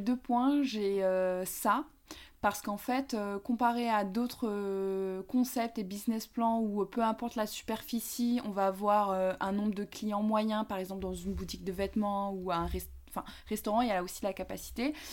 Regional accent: Paris, Île-de-France, France; moved away as an adult; also born or lived in Grenoble; now in Dijon, France; Je viens de Paris où euh, j'ai grandi jusqu'à mes 20 ans

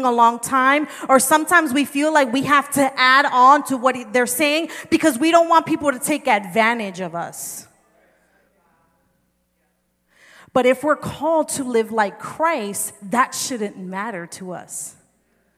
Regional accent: New Jersey, United States; I'm from New Jersey

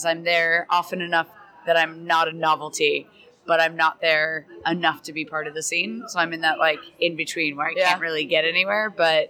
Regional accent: New Hampshire, United States; now in London, United Kingdom; I'm from the States originally, so from New Hampshire, but I actually say that I'm from Boston, I guess.

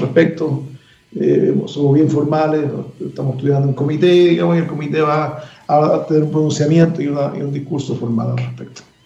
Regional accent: Chile

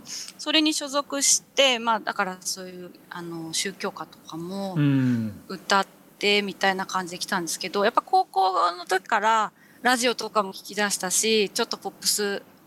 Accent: Yokohama, Kanagawa, Japan; moved away as an adult; now in Yamanashi, Japan; 大学を卒業するまでは横浜の実家にいました

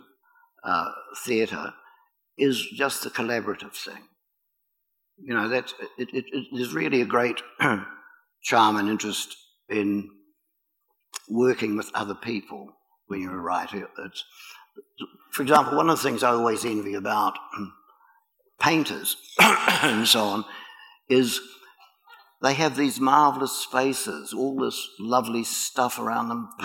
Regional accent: New Zealand

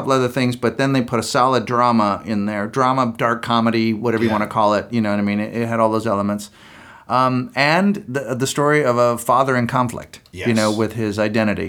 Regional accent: Marin, California, United States; also born or lived in San Francisco; I grew up in a big city for a while and, you know, we grew up in Marin and we were in San Francisco.

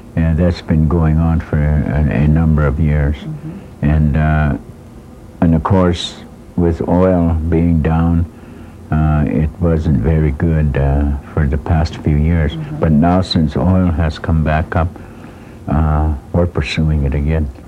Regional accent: Browning, Montana, United States

